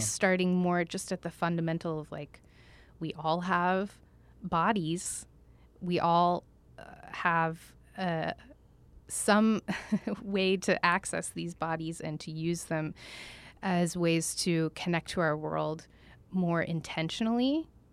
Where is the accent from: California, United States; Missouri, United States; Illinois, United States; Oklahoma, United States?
Oklahoma, United States; Tulsa; also born or lived in Jackson, Mississippi / New York City / Washington, D.C. / Essen, Germany; now in Santa Barbara, United States; So I grew up in Oklahoma.